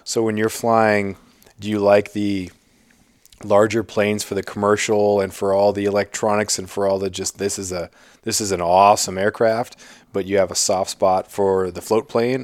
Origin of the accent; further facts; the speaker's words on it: Prince of Wales Island, Alaska, United States; growing up on Prince of Wales